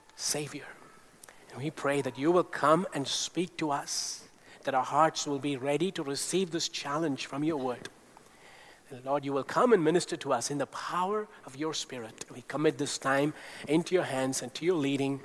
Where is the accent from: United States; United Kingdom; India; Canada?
India; growing up in India, astrology was everywhere. We had a family astrologer who came every year to our home